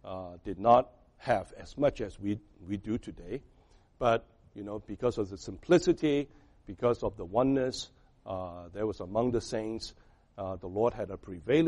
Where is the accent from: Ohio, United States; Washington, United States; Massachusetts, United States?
Massachusetts, United States; Boston; now in Rhode Island, United States; I came from Boston, but I ended up with Rhode Island.